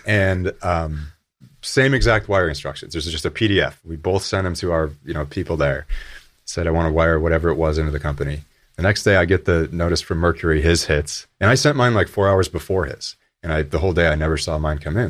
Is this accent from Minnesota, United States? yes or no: no; Buffalo, New York, United States; I grew up in Buffalo, New York